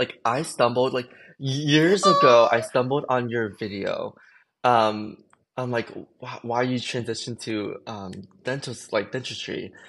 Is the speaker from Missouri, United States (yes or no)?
no; Jacksonville, Florida, United States; So I grew up in Jacksonville and I kind of want to change, to be honest.